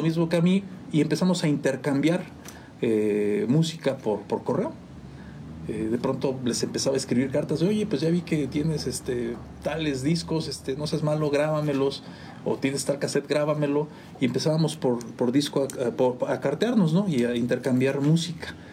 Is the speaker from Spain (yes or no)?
no; San Juan del Río, Querétaro, Mexico; Yo de acá de San Juan del Río, yo de, aquí de San Juan de toda la vida, mi, mi mamá es de aquí de Palomas mi papá de Ezequiel Montes, pero yo nací acá en San Juan.